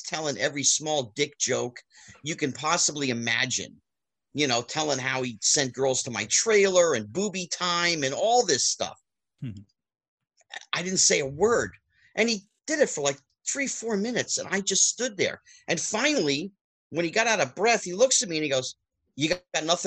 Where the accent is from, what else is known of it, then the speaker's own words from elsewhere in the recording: Bridgewater, New Jersey, United States; I grew up in Central New Jersey, a town called Bridgewater, New Jersey